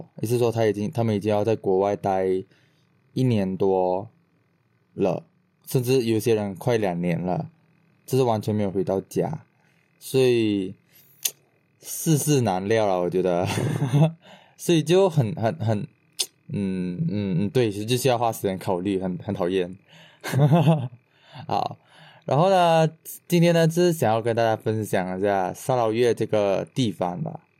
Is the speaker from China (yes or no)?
no; Sarawak, Malaysia; 我作为一个东马人，我看到我觉得很好笑，